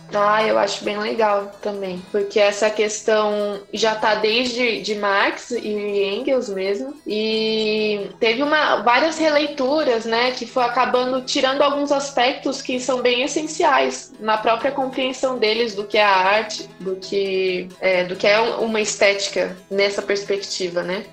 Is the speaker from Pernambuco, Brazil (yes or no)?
no; São Paulo, Brazil; eu sou de São Paulo, estudante de letras